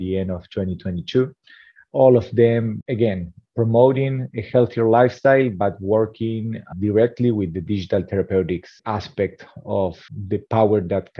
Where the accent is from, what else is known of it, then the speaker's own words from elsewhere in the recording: Argentina; also born or lived in India; now in San Francisco, United States; I'm originally from Argentina, and now today living in San Francisco, California.